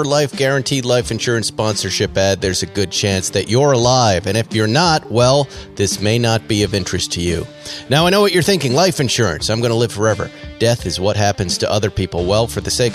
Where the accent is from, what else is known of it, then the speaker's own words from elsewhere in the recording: Boston, Massachusetts, United States; moved away; also born or lived in New York / Los Angeles; that's my hometown.